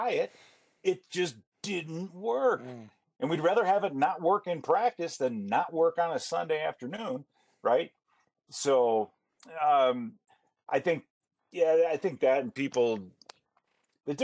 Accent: Chicago, Illinois, United States; now in Minnesota, United States; I grew up in Chicago, and I grew up watching the Cubs games every day

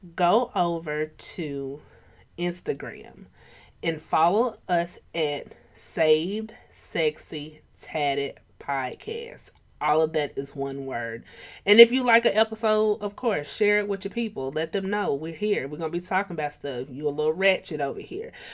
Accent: Atlanta, Georgia, United States; I'm from Atlanta.

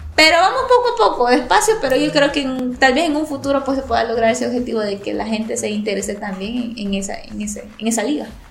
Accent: Rosario de La Paz, La Paz, El Salvador; Soy de El Salvador, específicamente, eh, bueno, acá en México ustedes les dicen estado, nosotros les decimos departamentos. Yo soy originaria del departamento de La Paz, o sea, zona costera, y del municipio de Rosario

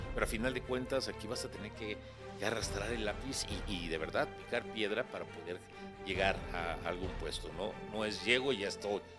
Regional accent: Mexico

